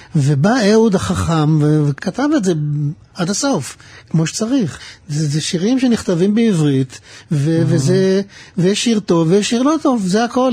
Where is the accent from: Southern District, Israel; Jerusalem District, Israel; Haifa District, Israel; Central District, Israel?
Haifa District, Israel; Pardes Hanna-Karkur; also born or lived in Mishmarot; אני נולדתי במשמרות, וגדלתי בפרדס חנה